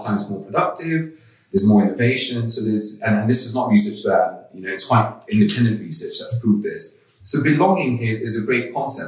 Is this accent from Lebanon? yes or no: no; Kenya; also born or lived in London; now in outside London, United Kingdom; I'm actually from Kenya, East Africa. And live outside of London now